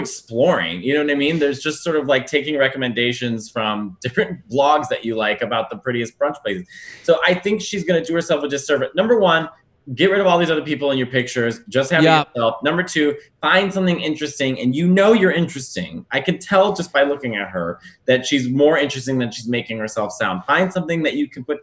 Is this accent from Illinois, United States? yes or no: yes; Chicago, Illinois, United States; as a Chicagoan